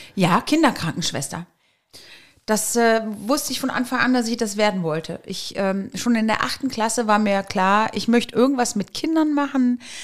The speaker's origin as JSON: {"language": "German", "town": "Eschweiler", "region": "North Rhine-Westphalia", "country": "Germany", "tie": "born or raised there", "said": "geboren in Eschweiler, also eine Öscherprinte sozusagen"}